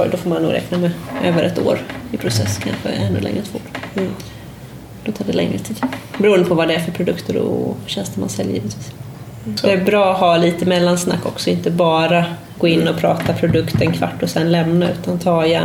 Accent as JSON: {"language": "Swedish", "country": "Sweden", "moved": "yes", "lives_now": "Portugal"}